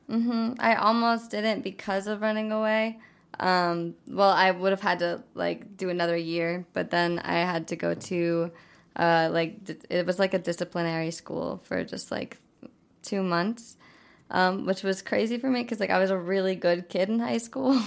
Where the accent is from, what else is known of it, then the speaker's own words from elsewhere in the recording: South Dakota, United States; moved away; I'm from South Dakota, originally. Um, it's like this really small town with, like, four hundred people that I went to school